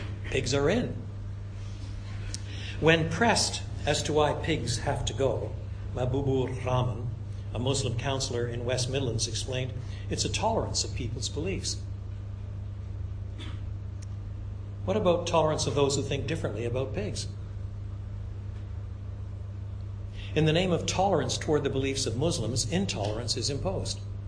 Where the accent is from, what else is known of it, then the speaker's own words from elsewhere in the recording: Quebec, Canada; I was brought up in French Canada